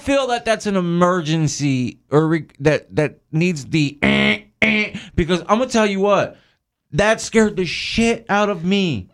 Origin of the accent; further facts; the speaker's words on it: New Jersey, United States; now in Tampa, United States; I was born and raised in Jersey